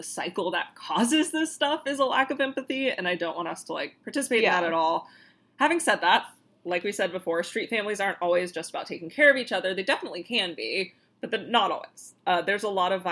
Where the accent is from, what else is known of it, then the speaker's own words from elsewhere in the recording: Florida, United States; we're from Florida